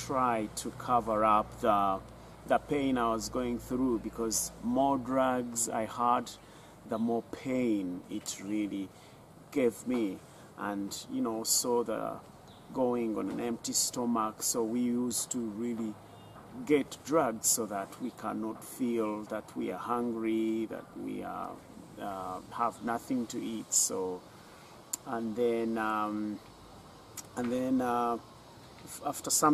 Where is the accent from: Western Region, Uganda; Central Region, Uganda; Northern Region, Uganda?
Western Region, Uganda; Bushenyi; I was born in Bushenyi